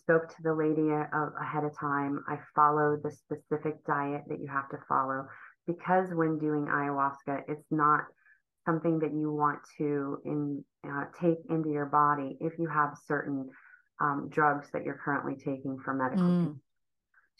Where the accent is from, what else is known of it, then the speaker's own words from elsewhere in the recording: Ohio, United States; moved away as an adult; also born or lived in Cleveland, Ohio; I grew up in Ohio